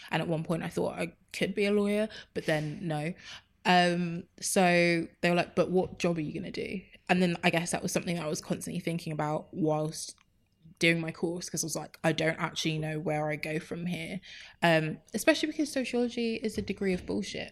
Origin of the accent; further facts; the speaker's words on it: Enfield, London, United Kingdom; so I was raised in Enfield, born and raised